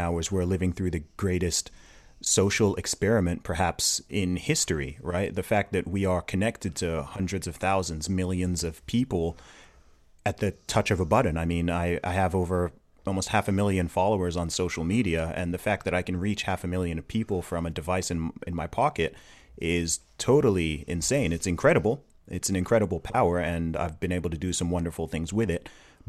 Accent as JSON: {"language": "English", "region": "Riyadh Province", "country": "Saudi Arabia", "tie": "born or raised there", "moved": "yes", "lives_now": "United Kingdom", "said": "I was actually born in the UK. I grew up in the Middle East in Saudi Arabia. I went to an American school out there for several years. So if anyone's curious about the accent, that's where it's from."}